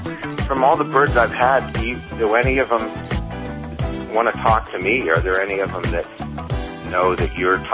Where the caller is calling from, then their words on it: California, United States; I'm calling from Southern California.